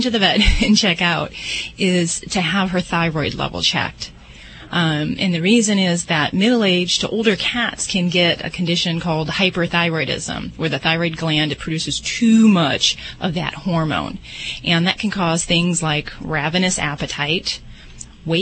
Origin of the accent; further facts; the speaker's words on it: Las Vegas, Nevada, United States; I'm from Vegas